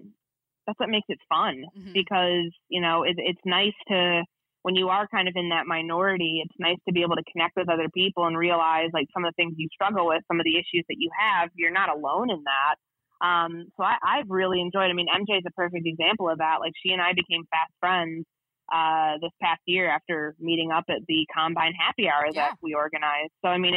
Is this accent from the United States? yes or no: yes; Midwest, United States; But you know, I grew up in the Midwest. I'm used to the snow and the ice and the cold